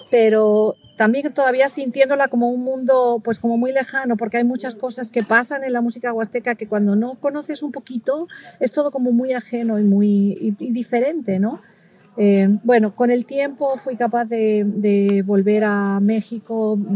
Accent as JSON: {"language": "Spanish", "region": "Castile and León", "country": "Spain", "said": "me queda muy rico el cabrito, cuchifrito, que es tradicional de, mi tierra, de la parte del sur de la, de, la, provincia de Salamanca."}